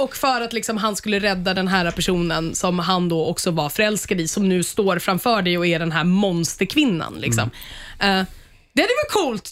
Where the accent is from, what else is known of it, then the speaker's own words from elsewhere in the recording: Sweden; som svensk